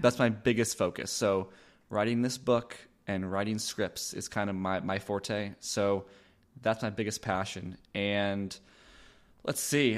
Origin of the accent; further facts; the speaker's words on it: Los Angeles, California, United States; moved away as an adult; now in Austin, United States; I am originally from Los Angeles, California. That's where I was born and raised